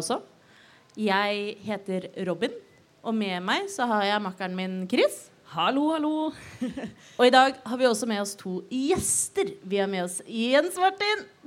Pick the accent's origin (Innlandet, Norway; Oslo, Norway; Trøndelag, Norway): Oslo, Norway; Jeg er født og oppvokst i Oslo